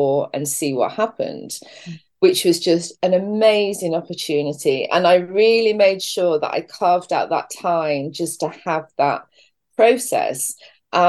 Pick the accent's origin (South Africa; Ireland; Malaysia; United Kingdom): United Kingdom; England; now in St Just, Cornwall, United Kingdom; I was born and brought up in this country